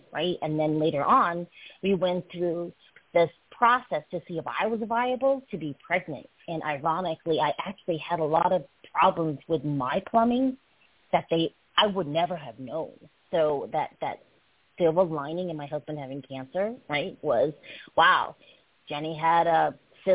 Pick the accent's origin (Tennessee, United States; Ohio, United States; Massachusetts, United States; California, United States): Massachusetts, United States; Brookline; English is a second language; I grew up in Brookline, Massachusetts